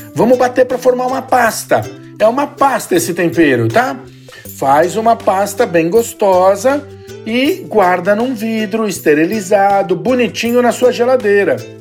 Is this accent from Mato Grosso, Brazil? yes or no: no; São Paulo, Brazil; Eu sou paulistano